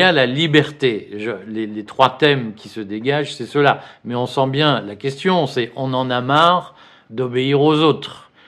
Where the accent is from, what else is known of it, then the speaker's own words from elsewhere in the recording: Flanders, Hauts-de-France, France; je ne suis pas des Pyrénées, je suis des Flandres.